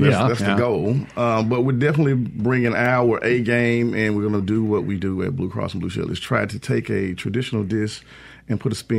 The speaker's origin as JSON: {"language": "English", "town": "Greenwood", "region": "Mississippi", "country": "United States", "moved": "as an adult", "lives_now": "Jackson, United States", "said": "I'm actually from Greenwood, but I've been living in Jackson for the last 30 years. I came here after high school and went to college at Tougaloo"}